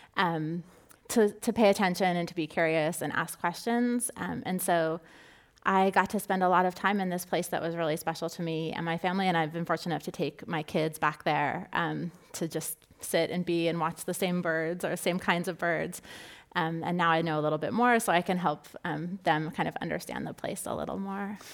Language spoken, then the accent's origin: English; Southern California, United States; I grew up in Southern California